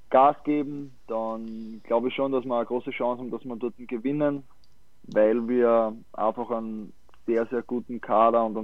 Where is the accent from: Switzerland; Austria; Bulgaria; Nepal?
Austria; Steyr, Upper Austria; ja, ich bin aus Österreich, bin aus, ähm, spiele beim, beim GRK jetzt schon seit vier, Jahr, äh, seit vier Jahren